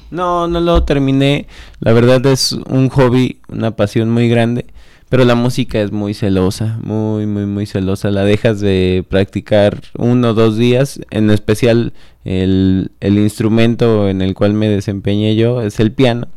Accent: Celaya, Guanajuato, Mexico; Yo soy celayense. Cajetero. De, cajetero, de 27 años. Crecí viendo al Atlético

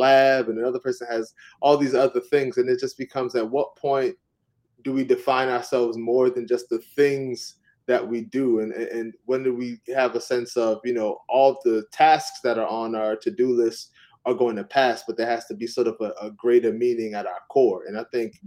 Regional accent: New York City, New York, United States; moved away as an adult; also born or lived in Davidson, North Carolina; I'm from Brooklyn originally.

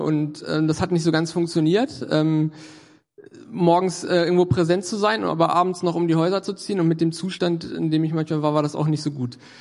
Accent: Göttingen, Lower Saxony, Germany; moved away as an adult; now in Hannover, Germany; war ich in Göttingen, da komme ich auch äh, her aus der Ecke.

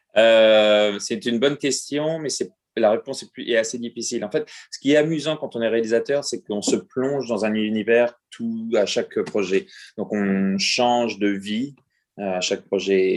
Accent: France; moved away; je devais quitter la France pour le faire. Et j'ai quitté la France

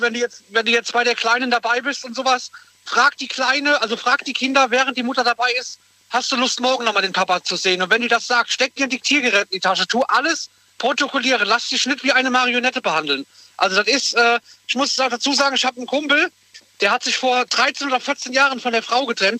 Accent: Koblenz, Rhineland-Palatinate, Germany; wir kommen alle aus Koblenz

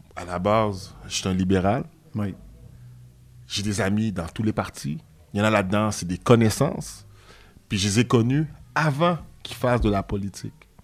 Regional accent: Quebec, Canada; je suis né au Canada. Puis quand tu es né au Canada, puis euh, le Québec, c'est une province.

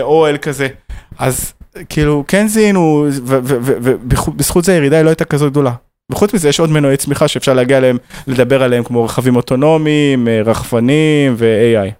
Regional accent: Israel

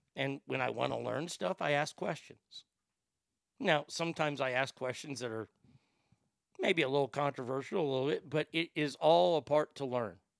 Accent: Texas, United States; as a Texan

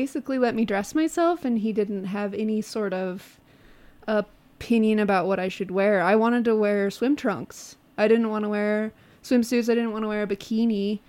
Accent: Moab, Utah, United States; also born or lived in Peru / Spain; I was born and raised in Moab

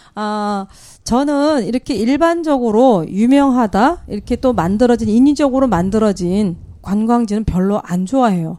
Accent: Jeju, South Korea; 제주도에 저희들 원래 이쪽 태생들은 보면 오히려 몽고 인들과 더 많이 흡사해요.

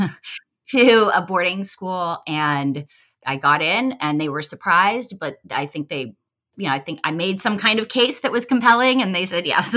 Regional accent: Los Angeles, California, United States; moved away as an adult; also born or lived in Boulder, Colorado; now in Washington, D.C., United States; I grew up in Los Angeles, California. I've been in D C, though, for, uh, many years

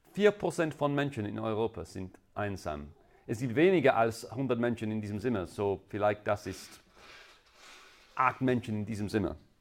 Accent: England, United Kingdom; German is a second language; now in Innsbruck, Austria; Ihr könntet wahrscheinlich in meinem Akzent hören, dass äh, ich komme ursprünglich aus England

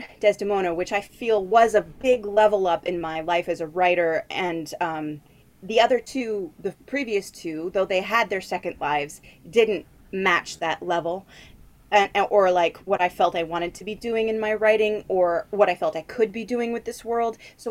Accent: Arizona, United States; moved away as an adult; now in Westerly, United States; I grew up in Arizona

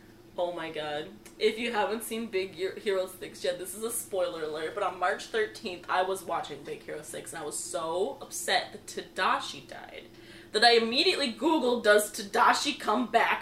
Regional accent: United States; I'm American.

